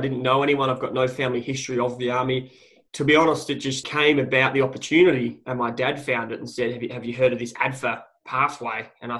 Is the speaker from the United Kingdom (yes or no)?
no; Adelaide, South Australia, Australia; moved away as an adult; also born or lived in Canberra; Born and raised in Adelaide.